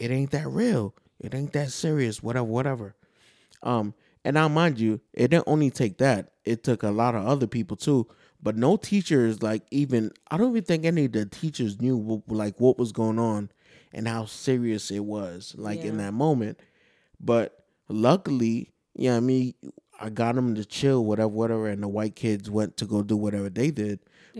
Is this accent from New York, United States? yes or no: yes; New York, United States; moved away; also born or lived in Georgia; The thing is, I didn't experience racism until I moved to Georgia. Because I'm from New York.